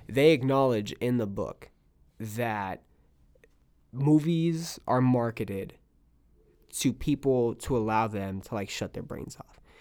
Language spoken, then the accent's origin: English; California, United States; now in Texas, United States; I'm from California. I say I'm from California